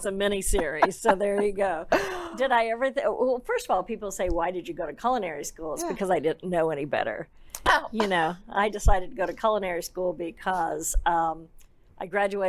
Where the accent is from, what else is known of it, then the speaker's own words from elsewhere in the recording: St. Louis, Missouri, United States; moved away as an adult; also born or lived in France / Lyon; now in Dallas, United States; I was from St. Louis, Missouri, and I came back and I had all this French culinary education.